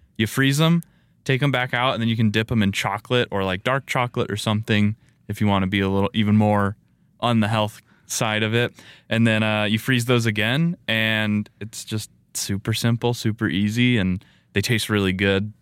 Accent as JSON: {"language": "English", "town": "Las Vegas", "region": "Nevada", "country": "United States", "tie": "born or raised there", "said": "I grew up in Vegas. That's my hometown"}